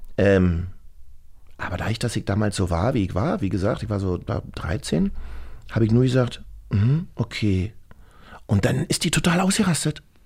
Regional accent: Berlin, Germany; ich bin ja aus dem Osten

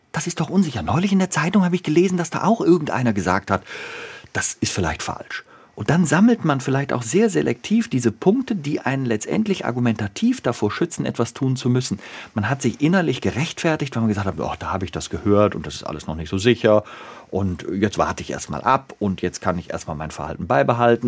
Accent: Bonn, North Rhine-Westphalia, Germany; wir beide Rheinländer sind. Ne? Ich bin in Bonn geboren, der Christoph da auch in der Gegend. Also wir sind einfach rheinisch sozialisiert

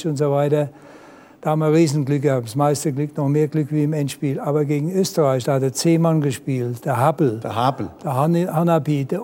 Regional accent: Germany; Ich sage, nee, ich bin Deutscher nichts Franzos.

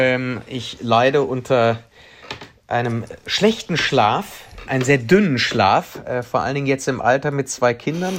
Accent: Cologne, North Rhine-Westphalia, Germany; also born or lived in Spain / Prenzlauer Berg, Berlin; now in Berlin, Germany; als Kölner und äh, Spanier

